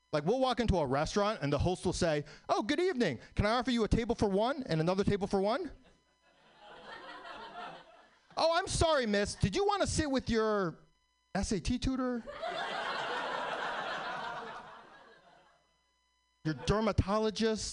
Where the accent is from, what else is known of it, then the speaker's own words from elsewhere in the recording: New York City, New York, United States; I was born in New York, still live in New York